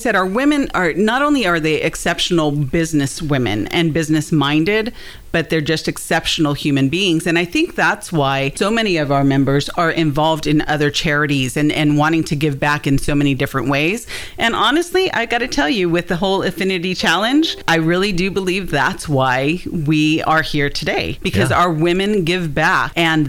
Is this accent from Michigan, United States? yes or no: no; California, United States; now in Hendersonville, United States; I mean, I came from Southern California.